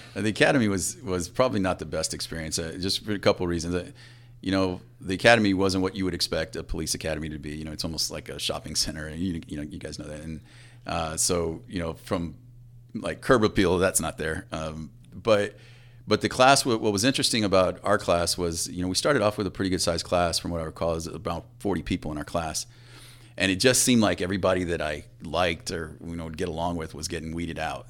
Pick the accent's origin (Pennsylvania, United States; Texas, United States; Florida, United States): Texas, United States; Floresville; Floresville, Texas, about thirty miles south of San Antonio